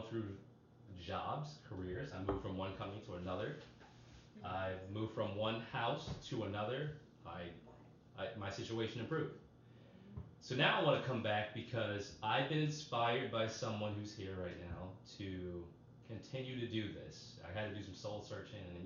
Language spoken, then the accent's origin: English; Boston, Massachusetts, United States; When I was a little kid, I grew up in Boston, Massachusetts